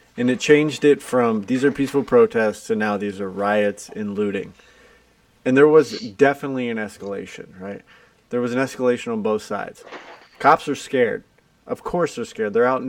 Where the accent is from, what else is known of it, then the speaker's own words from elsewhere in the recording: Ohio, United States; moved away as an adult; I grew up in small town Ohio